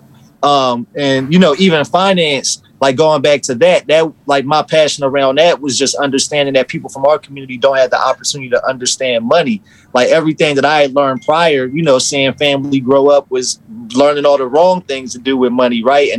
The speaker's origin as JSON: {"language": "English", "town": "Trenton", "region": "New Jersey", "country": "United States", "tie": "born or raised there", "said": "growing up in Trenton, like being arrested"}